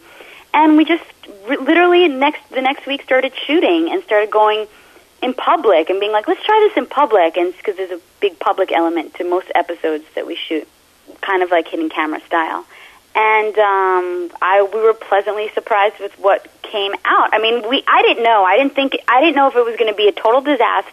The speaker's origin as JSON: {"language": "English", "region": "New York", "country": "United States", "tie": "born or raised there", "also_born_or_lived": "Italy", "said": "I'm from New York, born and raised in New York, Italian background"}